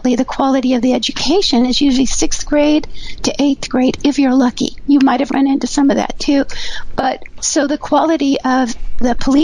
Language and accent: English; Southern California, United States; also born or lived in New Mexico; I'm from Southern California